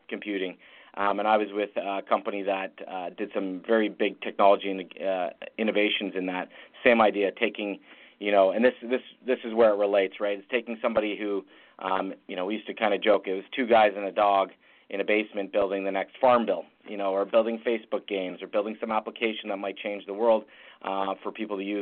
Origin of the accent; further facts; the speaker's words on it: Ottawa, Ontario, Canada; born and raised in Ottawa, Canada